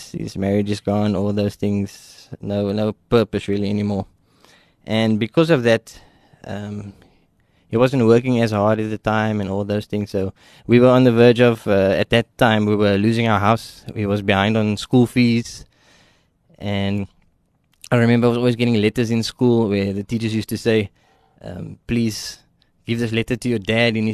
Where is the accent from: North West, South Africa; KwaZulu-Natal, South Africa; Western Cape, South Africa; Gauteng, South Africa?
Western Cape, South Africa; Ruyterwacht; so I grew up in Ruyterwacht. Uh, I lived there for, for 21 years.